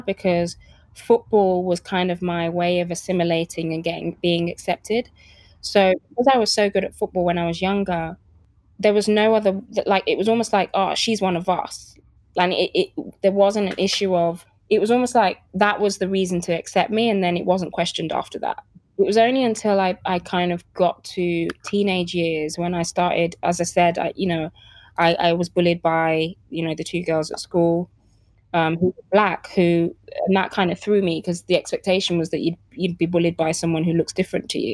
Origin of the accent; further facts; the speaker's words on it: Birmingham, West Midlands, United Kingdom; also born or lived in Lagos, Nigeria; I'm from Birmingham, and I can easily talk to the kids that I grew up in the estate and talk to them as if I'm from there, because that's where I'm from